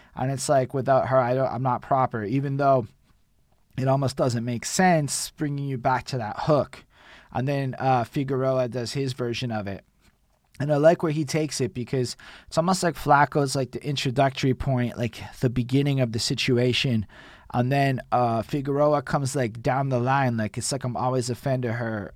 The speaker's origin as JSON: {"language": "English", "country": "Canada", "said": "as a Canadian"}